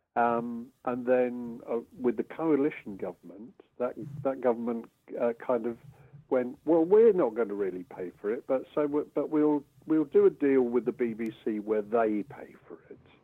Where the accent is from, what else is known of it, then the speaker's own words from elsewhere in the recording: Brighton and Hove, South East England, United Kingdom; growing up in Brighton and Hove